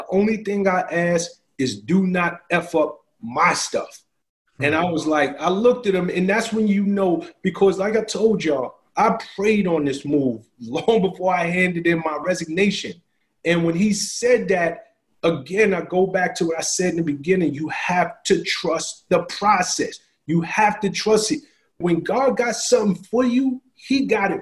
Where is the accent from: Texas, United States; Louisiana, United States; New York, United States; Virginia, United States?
New York, United States; New York City; moved away; I'm from the South Bronx. I didn't get out of the South Bronx by accident